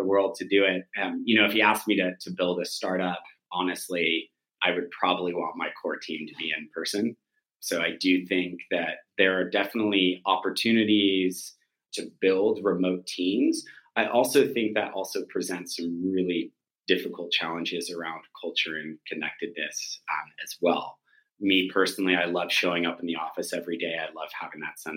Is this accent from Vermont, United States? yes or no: no; Silicon Valley, California, United States; I grew up in Silicon Valley all of my life